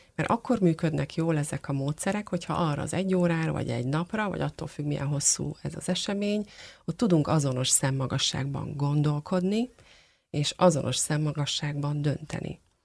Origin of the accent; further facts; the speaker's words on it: Hungary; magyarok vagyunk, mi egy picit távolságtartók